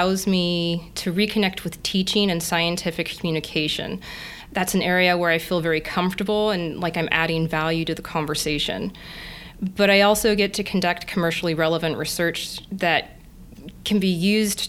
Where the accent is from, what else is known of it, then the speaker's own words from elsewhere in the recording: Kansas, United States; moved away as an adult; also born or lived in Madison, Wisconsin / Guelph, Ontario; I grew up in Kansas, surrounded by wheat fields, and my family still owns a farm.